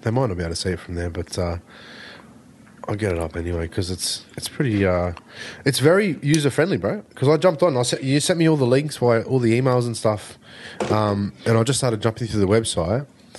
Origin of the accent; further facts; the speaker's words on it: Australia; I'm Australian.